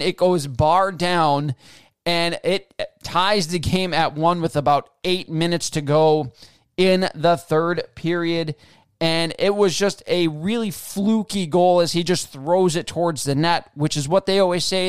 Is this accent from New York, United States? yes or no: yes; Western New York, United States; I grew up in Western New York